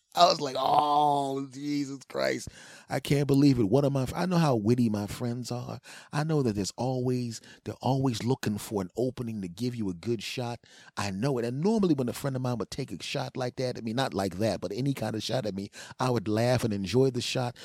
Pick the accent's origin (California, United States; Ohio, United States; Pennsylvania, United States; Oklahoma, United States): Pennsylvania, United States; Philadelphia; moved away; my hometown team, the Philadelphia Eagles, back in Philadelphia